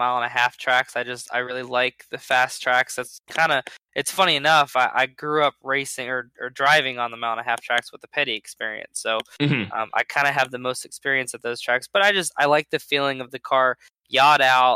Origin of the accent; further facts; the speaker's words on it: Atlanta, Georgia, United States; also born or lived in Ligonier, Pennsylvania / Pittsburgh, Pennsylvania; I grew up in Atlanta in Georgia, and that's where I started racing